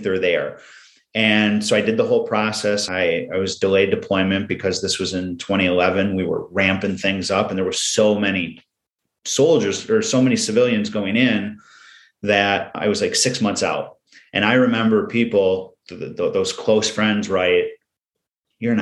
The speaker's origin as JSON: {"language": "English", "region": "Michigan", "country": "United States", "moved": "yes", "lives_now": "Wisconsin, United States", "said": "I live in Wisconsin. I'm originally from Michigan"}